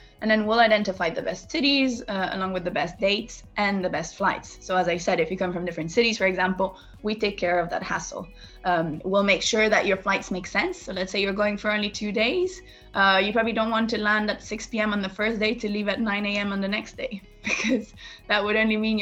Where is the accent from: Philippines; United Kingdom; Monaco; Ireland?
Monaco; moved away as an adult; also born or lived in United States; I come from Monaco, which is a small country